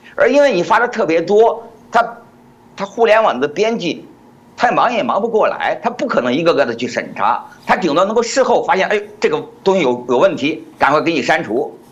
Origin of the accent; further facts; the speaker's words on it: China; 按照我们中国人的习俗